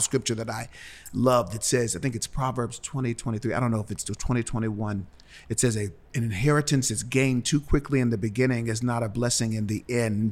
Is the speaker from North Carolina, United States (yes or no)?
no; Cincinnati, Ohio, United States; moved away as an adult; now in Nashville, United States; I'm from Cincinnati